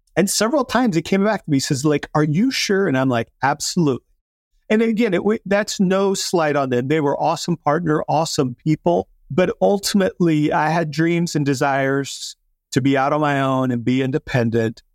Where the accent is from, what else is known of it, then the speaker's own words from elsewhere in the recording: South Dakota, United States; I grew up in South Dakota